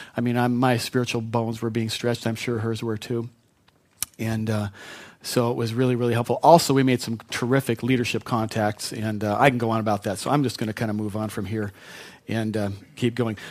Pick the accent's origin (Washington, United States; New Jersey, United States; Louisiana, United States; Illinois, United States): Washington, United States; Spokane; I grew up in Spokane